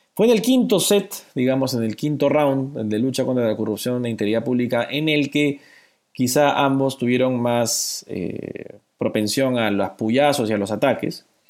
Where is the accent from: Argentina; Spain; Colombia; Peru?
Peru; como población peruana